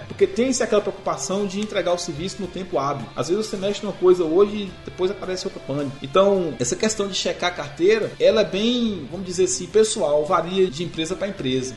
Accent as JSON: {"language": "Portuguese", "area": "near Guanambi", "region": "Bahia", "country": "Brazil", "moved": "yes", "said": "vim de lá de Guanambi, lá perto da minha cidade"}